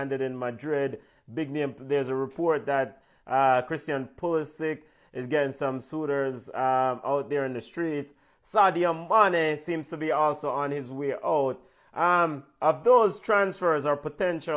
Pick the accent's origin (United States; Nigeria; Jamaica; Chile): Jamaica; we are Jamaican.